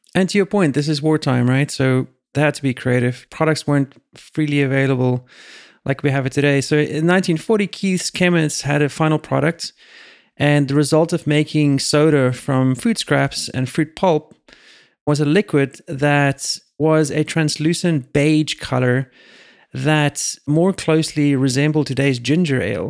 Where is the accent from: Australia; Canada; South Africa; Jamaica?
South Africa; now in United States; I was born in South Africa